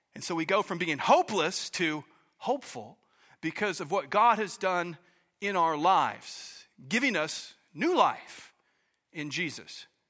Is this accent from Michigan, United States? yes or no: no; Oklahoma, United States; moved away as an adult; now in Pacific Northwest, United States; I was born and raised in Oklahoma